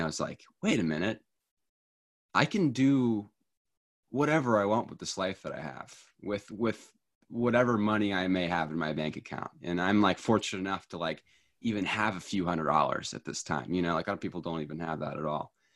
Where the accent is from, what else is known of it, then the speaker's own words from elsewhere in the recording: Tennessee, United States; also born or lived in New York; now in Washington, United States; I am from Tennessee originally, and I currently live in Washington